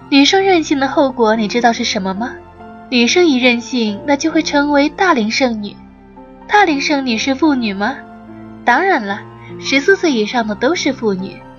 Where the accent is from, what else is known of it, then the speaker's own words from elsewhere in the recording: the South, southern China, China; now in Dublin, Ireland; 我来自南方，虽然不曾居住过北方，但是前些天都柏林这里下了一场雪